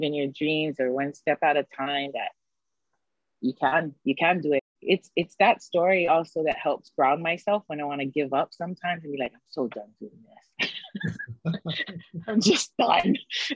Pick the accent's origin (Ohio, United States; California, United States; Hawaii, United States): Hawaii, United States; us as locals, you know, as who we are from Hawaii